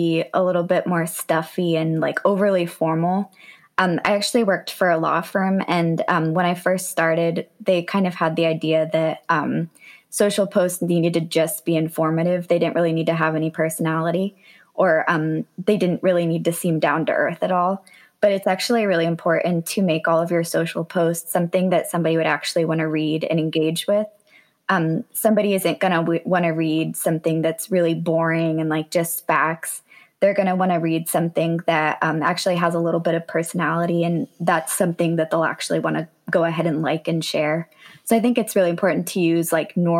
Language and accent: English; Durham, North Carolina, United States; also born or lived in Wilmington, North Carolina; So I've lived in North Carolina my whole life. I was born in Wilmington, but then I've lived in Durham for, I think I've lived there since I was three. So that's definitely my hometown